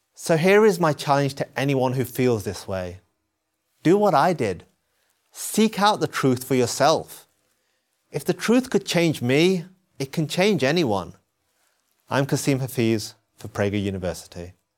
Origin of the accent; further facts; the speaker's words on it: England, United Kingdom; I was born in England. My parents moved there from Pakistan.